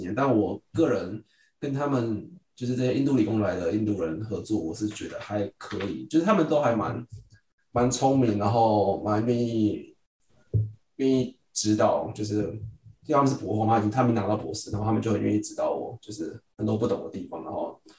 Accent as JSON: {"language": "Chinese", "country": "Taiwan", "lives_now": "United States", "said": "我们在就是从台湾来到美国，然后需要分组跟团队合作的时候"}